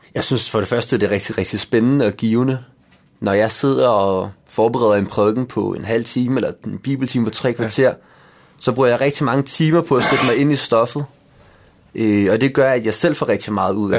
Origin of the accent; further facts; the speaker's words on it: Denmark; jeg er født i Danmark og har selv altid boet her